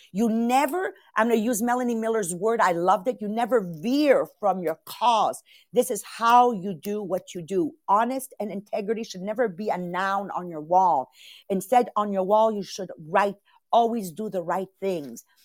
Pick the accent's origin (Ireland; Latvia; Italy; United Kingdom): Italy; moved away; Italian born